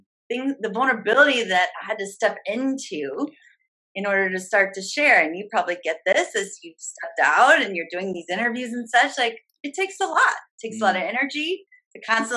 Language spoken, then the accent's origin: English; St. Louis, Missouri, United States; moved away as an adult; also born or lived in Chicago, Illinois; I'm from St. Louis, Missouri, moved to Chicago